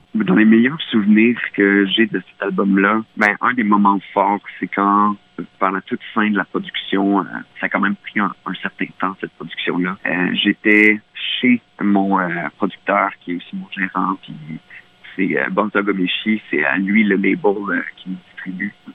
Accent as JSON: {"language": "French", "area": "Mauricie", "region": "Quebec", "country": "Canada", "tie": "born or raised there", "said": "dans mon patelin en Mauricie, au Québec"}